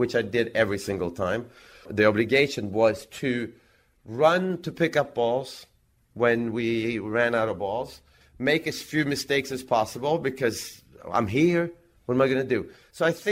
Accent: Växjö, Kronoberg County, Sweden; in Växjö, in my hometown.

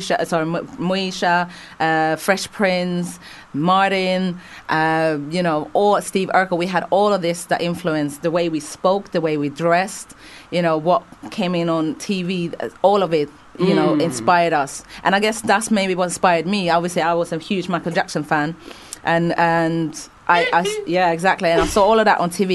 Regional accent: Stockholm, Stockholm County, Sweden; I grew up in Sweden

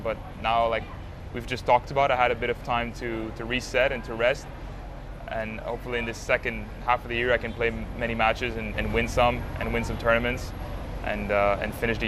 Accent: Montreal, Quebec, Canada; growing up in Montreal, Canada, I mean, first time I went outside of Montreal to play tennis was Toronto

